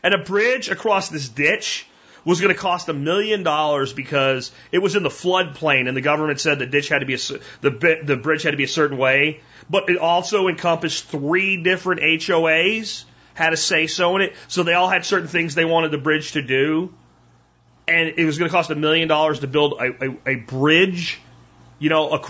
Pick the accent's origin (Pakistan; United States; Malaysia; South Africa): United States; Jacksonville, Florida; I grew up in Jacksonville, Florida for a part of my childhood.